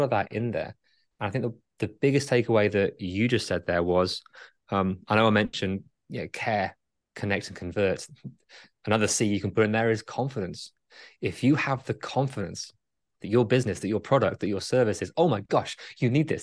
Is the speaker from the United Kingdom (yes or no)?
yes; England, United Kingdom; I'm English.